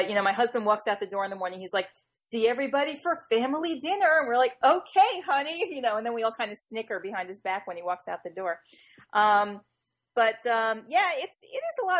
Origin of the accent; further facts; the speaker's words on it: New Jersey, United States; I'm from New Jersey